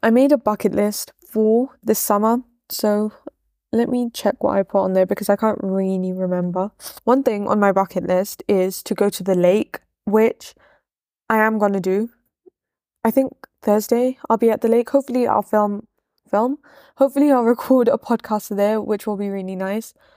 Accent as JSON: {"language": "English", "town": "Leicester", "region": "East Midlands", "country": "United Kingdom", "also_born_or_lived": "Wimbledon, London", "moved": "yes", "lives_now": "Malawi", "said": "I'm from Wimbledon in London, but I only lived there for a few years before I moved to Leicester"}